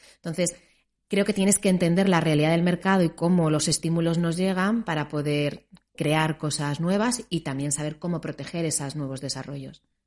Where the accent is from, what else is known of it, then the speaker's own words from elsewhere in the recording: Spain; nosotros como españoles